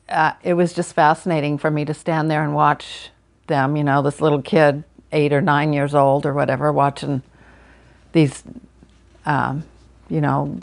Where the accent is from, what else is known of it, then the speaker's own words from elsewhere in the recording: Las Vegas, Nevada, United States; we lived in Las Vegas. I grew up in Las Vegas